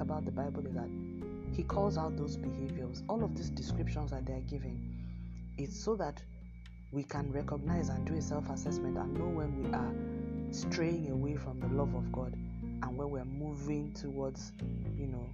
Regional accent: Nigeria; accent: Nigerian English; my home country, Nigeria

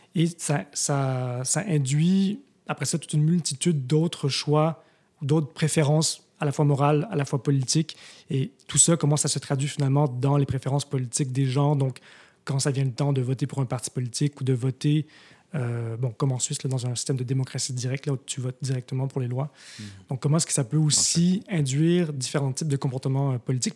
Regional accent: Montreal, Quebec, Canada; moved away as an adult; also born or lived in Tokyo, Japan / Switzerland; now in Montreal, Canada; je ne suis pas né à Montréal. Je suis né à Tokyo, mais. Euh, comment dire? J'ai grandi à Montréal jusqu'à l'âge

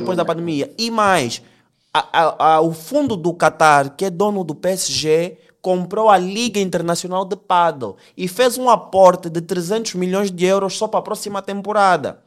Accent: Angola; nós somos angolanos

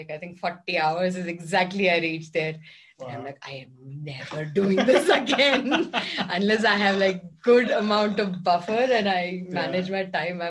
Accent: Kerala, India; now in Bangalore, India; And because I'm from Kerala

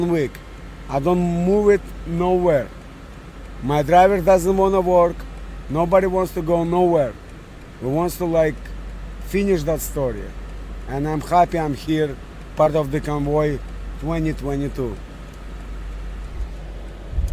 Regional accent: Russia; English is a second language; moved away as an adult; also born or lived in Montreal, Canada; now in Canada; Originally from Montreal. My original country is from Russia

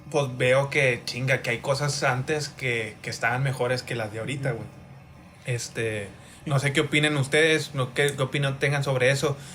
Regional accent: United States; Soy gringo yo también, pero.

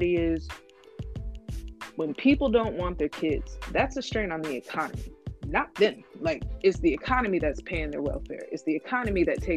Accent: Temecula, California, United States; I grew up in Temecula around a lot of white people

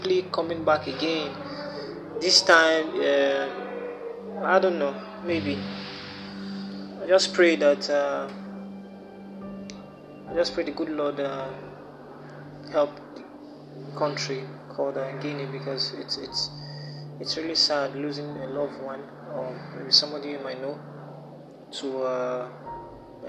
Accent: Nigeria; here in Nigeria, my home country

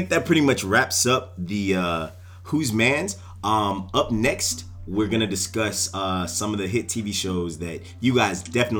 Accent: Atlanta, Georgia, United States; we are from Atlanta

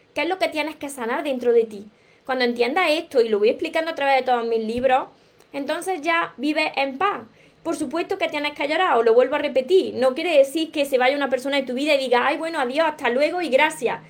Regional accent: Córdoba, Andalusia, Spain; accent: southern Spain, drops the S; also born or lived in Granada; soy cordobesa, soy del sur de España y me como muchas palabras hablando, me como la S

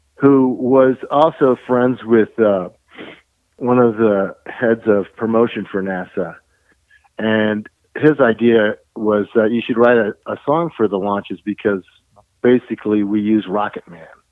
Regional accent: Colorado, United States; we're from Colorado

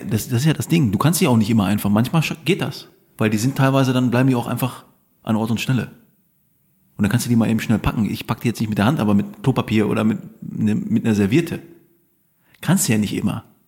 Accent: Lüdenscheid, North Rhine-Westphalia, Germany; moved away; ich komme ja aus dem Sauerland, aus Lüdenscheid.

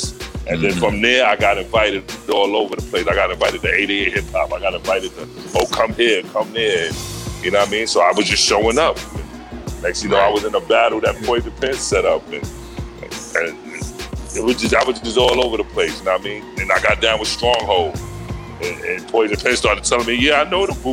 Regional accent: New York, United States; I'm a New Yorker, nigga. I came from a goon kind of family, and we was all over the place, Far Rockaway, Brooklyn, Bronx

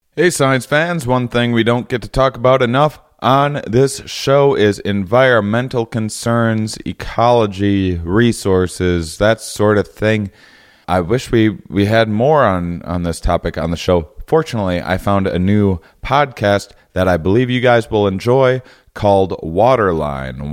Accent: near Rochester, Minnesota, United States; moved away; Rochester, Minnesota, near my hometown

